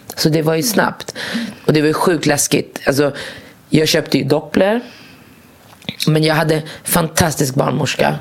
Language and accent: Swedish; Morocco; now in Sweden; jag kommer från Marocko